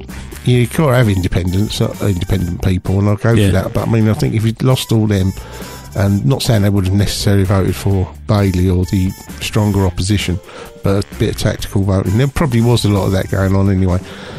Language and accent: English; London, United Kingdom; I'm a Cockney.